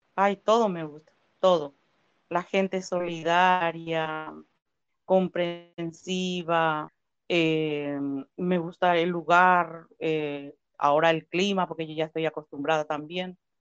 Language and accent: Spanish; Paraguay; moved away as an adult; now in Comodoro Rivadavia, Argentina; yo soy paraguaya